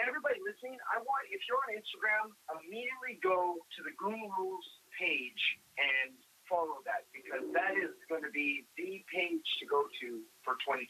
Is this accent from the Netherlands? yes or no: no; Canada; now in United States; I'm a Canadian.